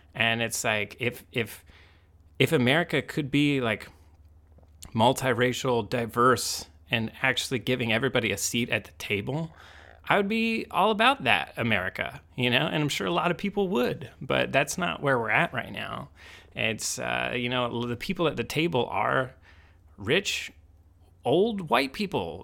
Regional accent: Indiana, United States; growing up in Indiana

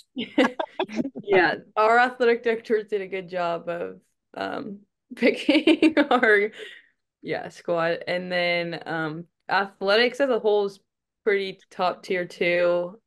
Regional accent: Texas, United States; also born or lived in Arizona; came back to my home state

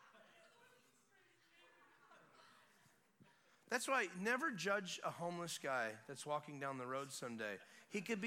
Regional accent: Florida, United States; we're out of state. We're from Florida

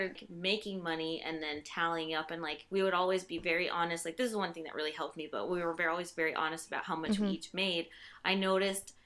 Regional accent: Midwest, United States; moved away as an adult; now in East Coast, United States; I am from the Midwest, as with Darby and Charlie here

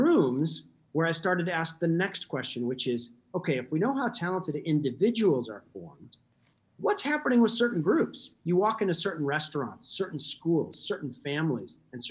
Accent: Alaska, United States; I grew up in Alaska.

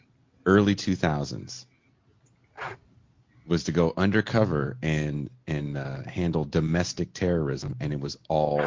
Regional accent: United Kingdom; I know I'm British, but I'm just going to sound like

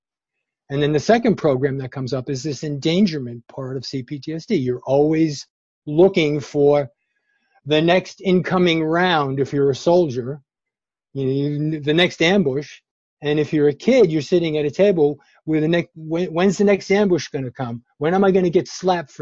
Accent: New York City, New York, United States; now in Berkeley, United States; I grew up in New York City

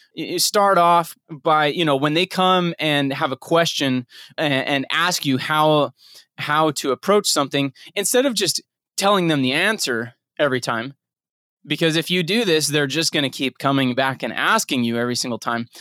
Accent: Utah, United States; moved away; also born or lived in Nebraska / Texas; growing up in Utah

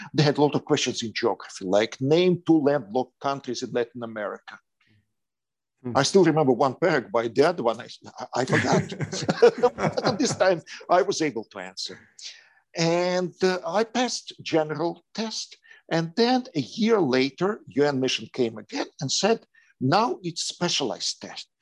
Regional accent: Kyiv, Ukraine; English is a second language; moved away as an adult; now in Spain; I was in the capital of Ukraine, Kiev

